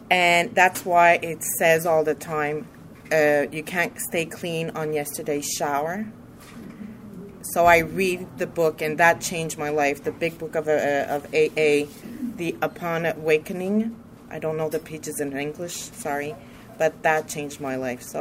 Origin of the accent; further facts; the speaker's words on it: Montreal, Quebec, Canada; I'm from Montreal too.